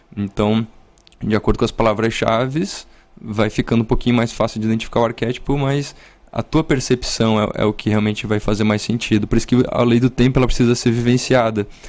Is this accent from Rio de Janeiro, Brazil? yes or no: no; Urupema, Santa Catarina, Brazil; moved away; also born or lived in São Joaquim; eu sou da Serra Catarinense, né? A minha família e minha origem é... Eu nasci em São Joaquim